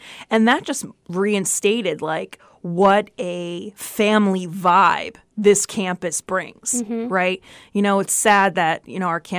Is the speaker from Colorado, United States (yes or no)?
no; Brooklyn, New York, United States; born there; I guess because I was born in Brooklyn, right? And my dad and my mom lived in Brooklyn or whatever.